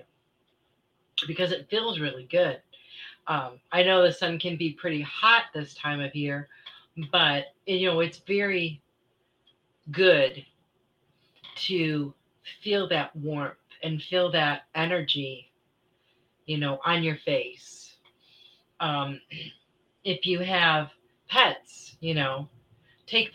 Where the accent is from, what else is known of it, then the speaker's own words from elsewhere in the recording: Michigan, United States; moved away; I grew up in Michigan